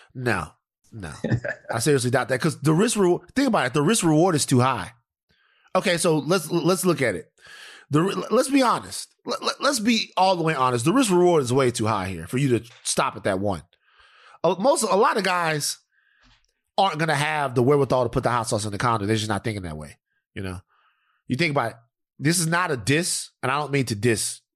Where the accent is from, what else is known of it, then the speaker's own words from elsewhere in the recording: Louisiana, United States; moved away as an adult; now in Los Angeles, United States; where I'm from Louisiana